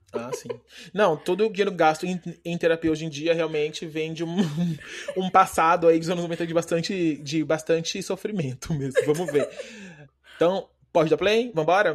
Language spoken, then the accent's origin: Portuguese; Paraná, Brazil; moved away; also born or lived in Campinas; Eu eu morei muito tempo em Campinas, mas eu, mas eu sou do Paraná.